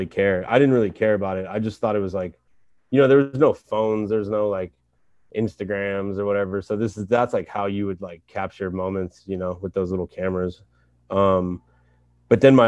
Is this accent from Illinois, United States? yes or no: no; San Francisco, California, United States; also born or lived in New York; I grew up near Wallenberg High School